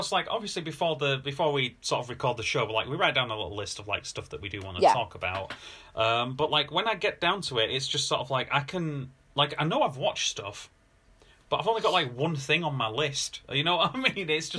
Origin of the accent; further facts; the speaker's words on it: Bradford, Yorkshire and the Humber, United Kingdom; I grew up in Bradford